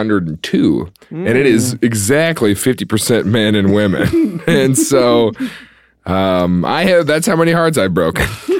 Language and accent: English; Midwest, United States; I grew up in the Midwest.